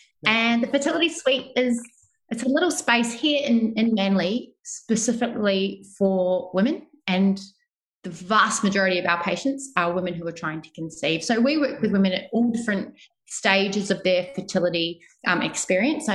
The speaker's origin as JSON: {"language": "English", "country": "New Zealand", "also_born_or_lived": "Melbourne, Australia", "moved": "as an adult", "lives_now": "Sydney, Australia", "said": "I am originally from New Zealand"}